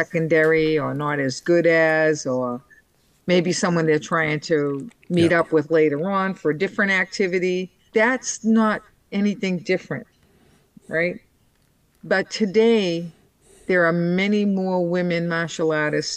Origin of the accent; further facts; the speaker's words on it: Boston, Massachusetts, United States; from Boston